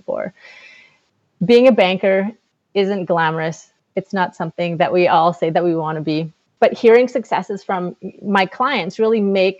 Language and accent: English; Flin Flon, Manitoba, Canada; moved away as an adult; also born or lived in Winnipeg; I was born and raised in Flin Flon, Manitoba